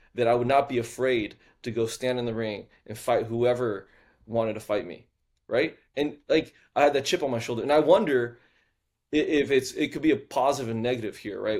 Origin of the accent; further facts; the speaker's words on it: Houston, Texas, United States; moved away as an adult; also born or lived in Shanghai, China / New York, United States; now in Kauai, United States; I grew up in Houston, Texas, born and raised